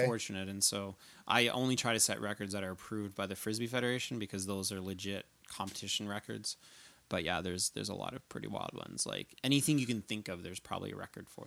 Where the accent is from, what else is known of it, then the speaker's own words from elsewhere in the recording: New Brunswick, Canada; now in Calgary, Canada; I grew up in New Brunswick, but living in Calgary now.